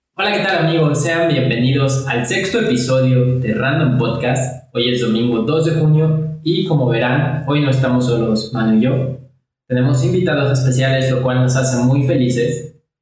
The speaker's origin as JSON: {"language": "Spanish", "country": "Mexico", "said": "como mexicanos"}